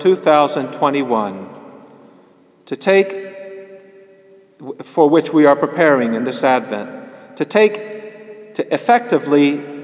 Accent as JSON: {"language": "English", "town": "Wilmington", "region": "North Carolina", "country": "United States", "said": "I'm from the South, I'm from Wilmington, North Carolina"}